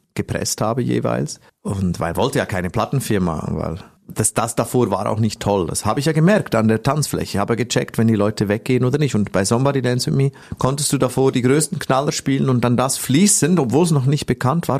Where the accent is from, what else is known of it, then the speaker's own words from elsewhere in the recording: Switzerland; ich komme aus der Schweiz